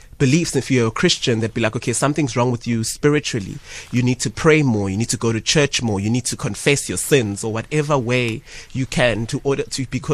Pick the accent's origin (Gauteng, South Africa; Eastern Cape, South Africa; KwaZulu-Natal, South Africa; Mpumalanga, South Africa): KwaZulu-Natal, South Africa; Ladysmith; growing up in Ladysmith